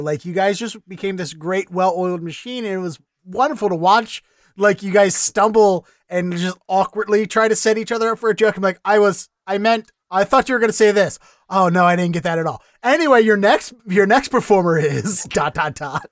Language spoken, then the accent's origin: English; Baltimore, Maryland, United States; now in Austin, United States; I'm from Baltimore originally.